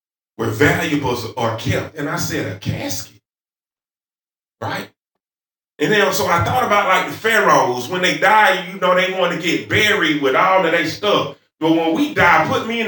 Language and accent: English; the South, United States; accent: southern; my southern accent